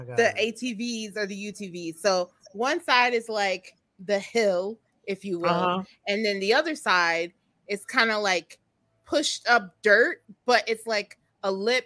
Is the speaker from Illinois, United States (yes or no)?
yes; Chicago, Illinois, United States; I'm from Chicago